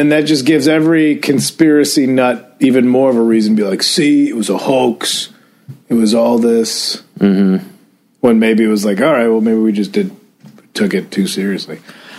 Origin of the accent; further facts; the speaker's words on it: Addison, Illinois, United States; moved away; even my hometown, even old Addison, Illinois, had a protest